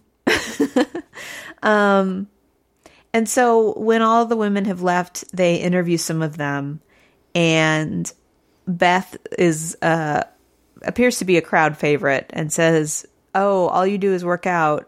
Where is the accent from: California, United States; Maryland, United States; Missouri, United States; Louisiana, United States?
Missouri, United States; I'm from Missouri.